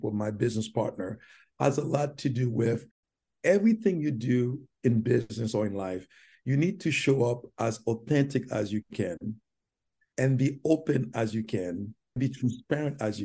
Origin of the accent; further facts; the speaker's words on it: Haiti; English is a second language; moved away as an adult; also born or lived in New York City; now in United States; my tribulation in Haiti, growing up in Haiti